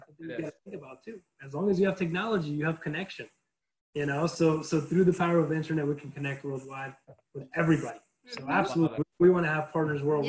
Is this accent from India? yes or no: no; Bogotá, Colombia; English is a second language; now in United States; I'm from Bogota, the capital